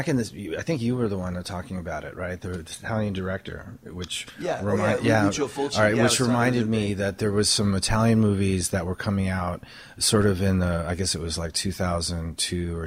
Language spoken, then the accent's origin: English; Stoke-on-Trent, West Midlands, United Kingdom; moved away; I grew up in England, in Stoke-on-Trent, which is in the Midlands